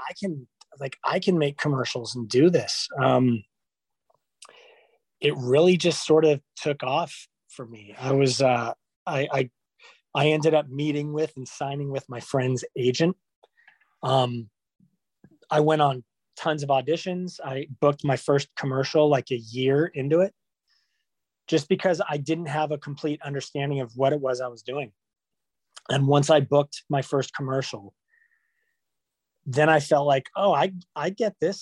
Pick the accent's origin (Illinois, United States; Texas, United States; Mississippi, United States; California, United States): California, United States; Los Angeles; Born in California. I was born in North Hollywood